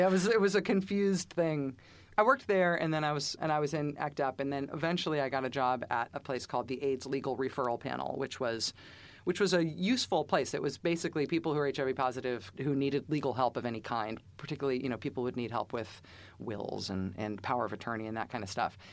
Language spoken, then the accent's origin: English; Bay Area, California, United States; also born or lived in Alameda County; now in Massachusetts, United States; growing up in the Bay Area